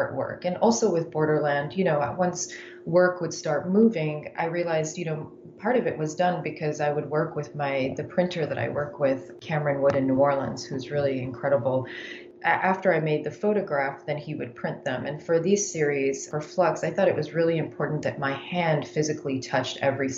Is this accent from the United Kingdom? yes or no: no; Yemen; moved away; also born or lived in United States; I grew up in Yemen